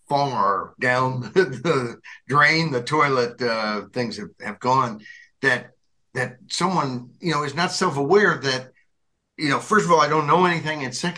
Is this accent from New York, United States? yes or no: no; Arkansas, United States; my former home state, not former, I guess it's my home state when I was a kid, I guess that's former home, whatever.